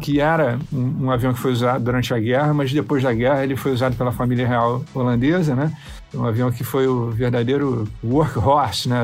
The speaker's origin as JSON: {"language": "Portuguese", "region": "Rio de Janeiro", "country": "Brazil", "tie": "born or raised there", "said": "A casa onde eu cresci, na Universidade Rural, né, na, na, Zona Oeste do Rio de Janeiro"}